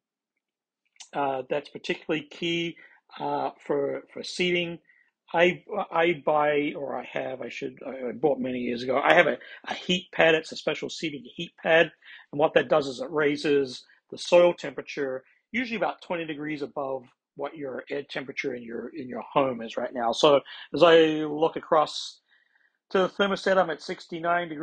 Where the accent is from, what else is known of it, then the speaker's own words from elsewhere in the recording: Australia; also born or lived in Midwest, United States; now in United States; I'm originally from Australia